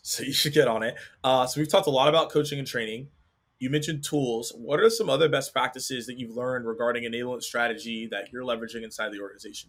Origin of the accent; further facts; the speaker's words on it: United States; I'm American